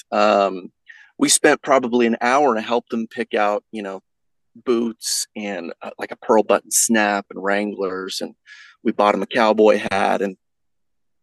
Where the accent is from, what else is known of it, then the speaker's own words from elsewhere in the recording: Texas, United States; now in Idaho, United States; I grew up in it. I'm from Texas. I live in Idaho right now